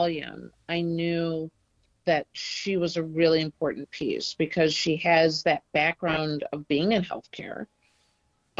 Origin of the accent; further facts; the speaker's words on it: Detroit, Michigan, United States; I'm from Detroit originally.